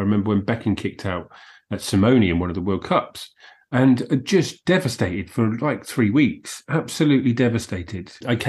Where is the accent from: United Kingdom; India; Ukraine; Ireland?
United Kingdom; Southampton, South East England; I was born in Southampton.